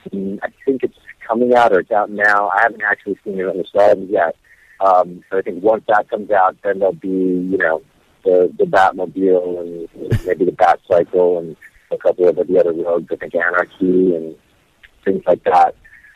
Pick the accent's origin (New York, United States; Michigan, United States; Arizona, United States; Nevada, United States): Nevada, United States; Las Vegas; also born or lived in Hawaii; I grew up backstage. I grew up, you know, in the lighting booths of clubs. I grew up in Vegas. I grew up in Hawaii.